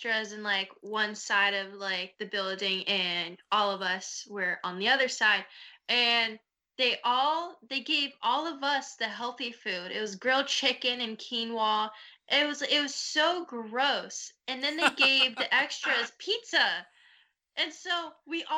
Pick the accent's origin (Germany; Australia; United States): United States; Florida; my hometown, which is Florida. I was born and raised here